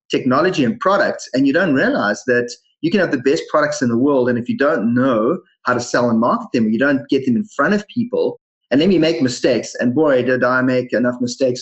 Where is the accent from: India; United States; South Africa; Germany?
South Africa; moved away as an adult; now in Canada; as you guys can hear from my funny accent and you mentioned before, I was originally born in South Africa